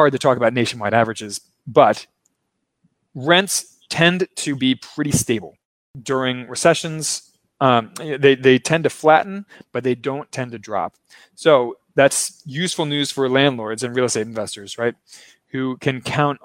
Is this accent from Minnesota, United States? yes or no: no; Baltimore, Maryland, United States; now in Brazil; I'm not from Brazil, of course, as you can tell from my accent. I'm from Maryland. I'm from Baltimore